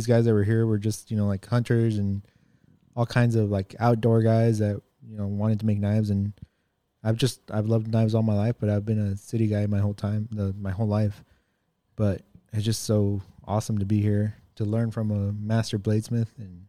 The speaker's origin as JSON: {"language": "English", "town": "El Paso", "region": "Texas", "country": "United States", "said": "I'm from El Paso, Texas. I'm a Navy vet."}